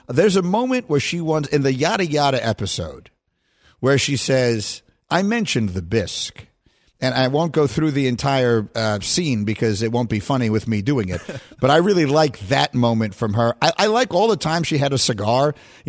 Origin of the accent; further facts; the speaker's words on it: New York, United States; I am from New York, and I am a longstanding descendant of people who know bagels.